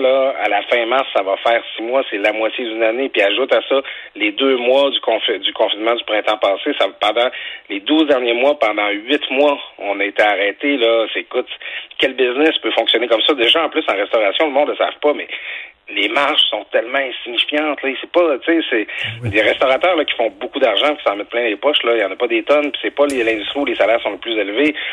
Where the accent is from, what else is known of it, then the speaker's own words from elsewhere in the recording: Quebec, Canada; en tant que fier euh, ressortissant de Saguenay-Saint-Jean. Je, je, dis ça assez souvent que je viens de Saguenay-Saint-Jean.